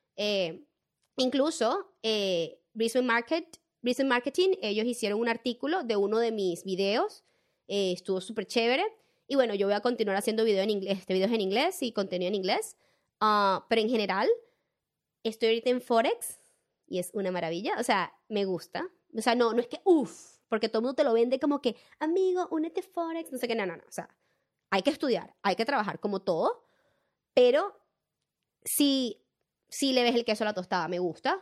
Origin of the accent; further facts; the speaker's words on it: Venezuela; moved away as an adult; now in Australia; yo entendí que yo soy venezolana y tengo una identidad, o sea, yo soy venezolana